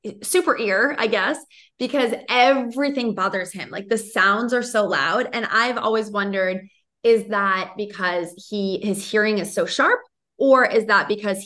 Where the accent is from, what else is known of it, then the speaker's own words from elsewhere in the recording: Boston, Massachusetts, United States; I'm from Boston and he thinks I'm always screaming when I speak